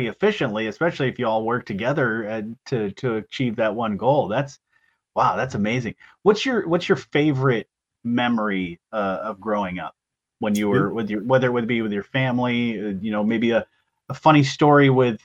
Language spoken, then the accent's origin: English; Eau Claire, Michigan, United States; when I grew up in Eau Claire, we had a farm